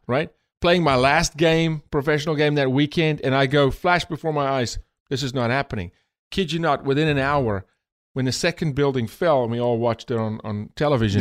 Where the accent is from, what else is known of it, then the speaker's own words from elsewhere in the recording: South Africa; moved away as an adult; now in United States; born and raised in South Africa, the first 28 years of my life when I immigrated